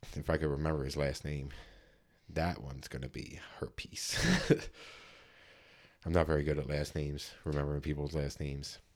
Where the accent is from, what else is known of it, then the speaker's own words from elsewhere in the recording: Philadelphia, Pennsylvania, United States; we're from Philly